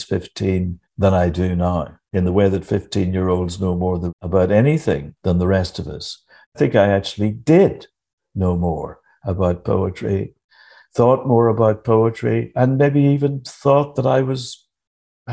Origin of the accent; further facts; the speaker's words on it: Northern Ireland, United Kingdom; I was brought up, of course, in Northern Ireland